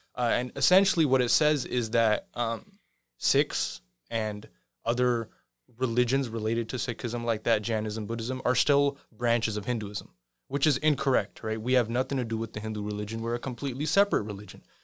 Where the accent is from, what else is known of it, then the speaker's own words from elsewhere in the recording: Sacramento, California, United States; also born or lived in Washington DC; I was born and raised in Sacramento, California